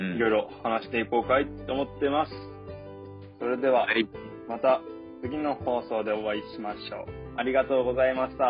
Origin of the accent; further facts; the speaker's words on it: Amami Ōshima, Kagoshima, Japan; moved away as an adult; now in Tokyo, Japan; 私たち3人とも、えー、日本の、えー、鹿児島県ですね、鹿児島県の中でも結構南の方のに位置する奄美大島という島に、うん、えー、島出身